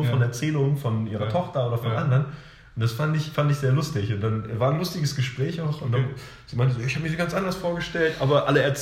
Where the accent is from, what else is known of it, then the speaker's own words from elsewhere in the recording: Hanover, Lower Saxony, Germany; wir sind aus Hannover.